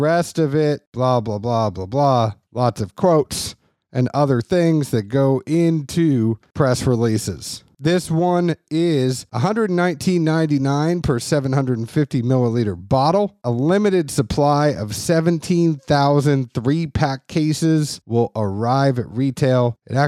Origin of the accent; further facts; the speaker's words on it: Kentucky, United States; also born or lived in Boston / Tennessee; As y'all know, I am a Bostonian by birth, although I was matured in the state of Kentucky and the state of Tennessee.